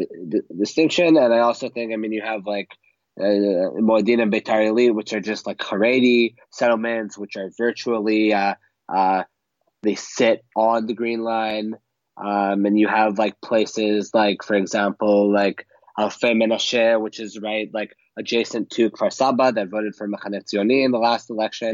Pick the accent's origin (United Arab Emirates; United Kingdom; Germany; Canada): Canada; now in Israel; I am originally Canadian